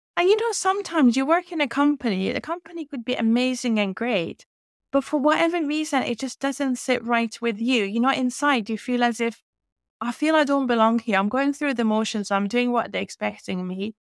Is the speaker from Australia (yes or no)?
no; Iran; English is a second language; moved away as an adult; now in United Kingdom; I was born in Iran and raised in Iran, um, and I lived there till I was twenty-one